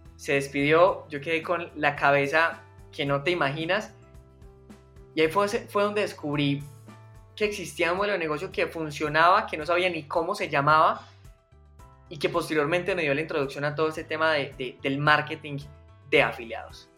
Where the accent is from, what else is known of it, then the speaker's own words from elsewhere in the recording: Medellín, Antioquia, Colombia; yo soy paisa, soy de, Medellín, 100% colombiano. Eh, llevo viviendo toda mi vida en Medellín.